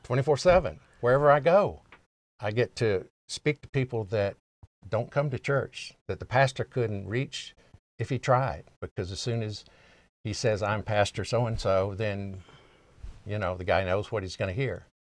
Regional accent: the South, United States; I'm an American by birth and a Southerner by the grace of God

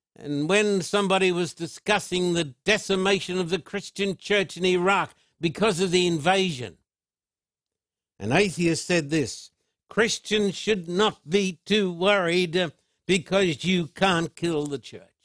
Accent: Sydney, New South Wales, Australia; moved away as an adult; now in United States; Sydney is my hometown

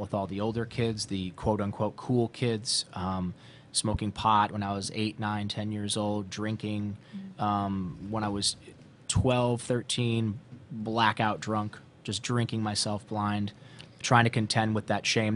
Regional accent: Ohio, United States; growing up in Ohio

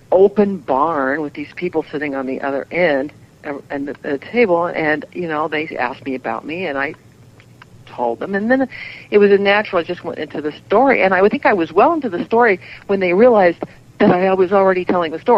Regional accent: the Bible Belt, United States; Well, you know, we grew up in the Bible Belt, so this was the coolest thing

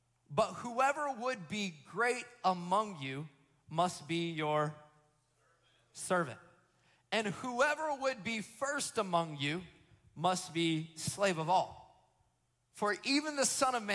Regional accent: Florida, United States; I'm first generation Floridian, the product of Alabama and Georgian love

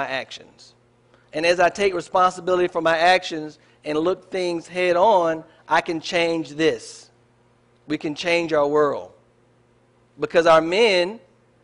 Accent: United States; our culture is American. I'm an American.

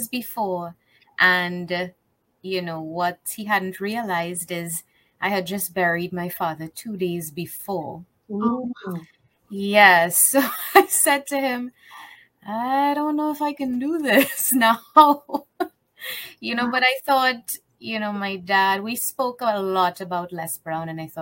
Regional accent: Trinidad & Tobago; I live in Trinidad. I'm from the Caribbean

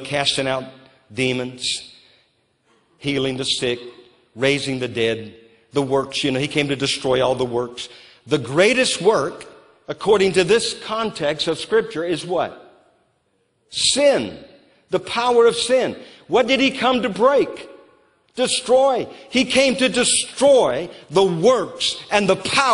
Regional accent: Louisiana, United States; also born or lived in New Orleans; now in Moravian Falls, United States; I grew up in Louisiana

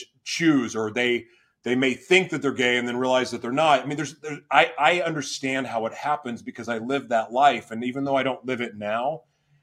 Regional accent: Oklahoma City, Oklahoma, United States; moved away; I'm originally from Oklahoma City.

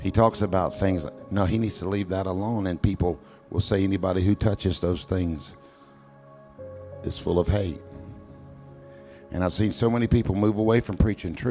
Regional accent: United States; I'm American.

